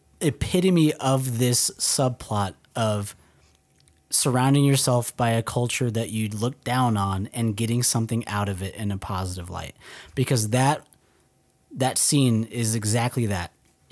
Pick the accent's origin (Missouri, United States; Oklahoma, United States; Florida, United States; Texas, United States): Texas, United States; Dallas; moved away; We're from Dallas, remember? That's not Texas.